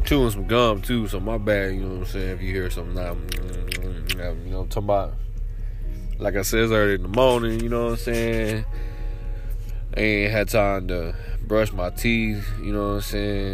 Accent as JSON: {"language": "English", "town": "Waco", "region": "Texas", "country": "United States", "said": "I'm from Waco, Texas."}